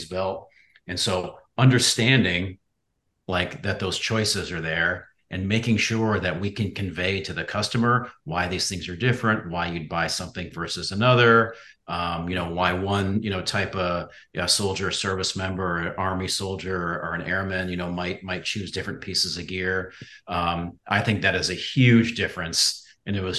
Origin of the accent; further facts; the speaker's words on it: Midwest, United States; now in Charleston, United States; I grew up in the Midwest